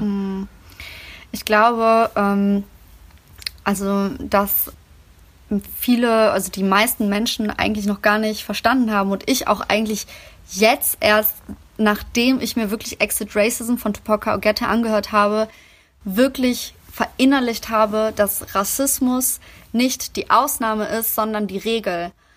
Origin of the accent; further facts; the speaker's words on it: Germany; meine Heimat ist Deutschland